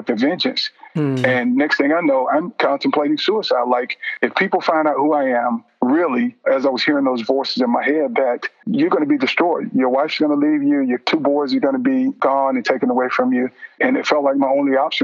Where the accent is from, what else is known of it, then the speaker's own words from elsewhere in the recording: Vidalia, Georgia, United States; moved away; I ended up back in Georgia, my hometown of Vidalia.